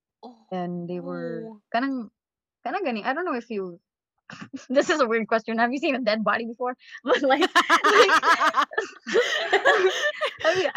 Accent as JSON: {"language": "English", "area": "Leyte", "region": "Eastern Visayas", "country": "Philippines", "moved": "yes", "lives_now": "Cebu, Philippines", "said": "I'm from Leyte."}